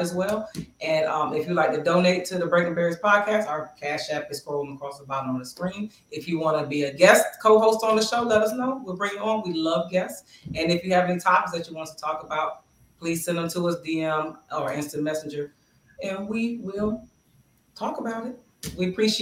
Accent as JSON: {"language": "English", "town": "Bristol", "region": "Pennsylvania", "country": "United States", "tie": "born or raised there", "moved": "yes", "said": "my hometown, Bristol, Pennsylvania"}